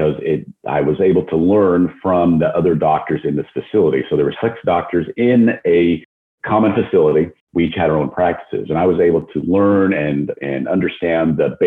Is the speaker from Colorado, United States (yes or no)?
yes; just outside of Denver, Colorado, United States; moved away as an adult; also born or lived in Phoenix; now in Dallas, United States; I grew up in Colorado, just outside okay. of Denver.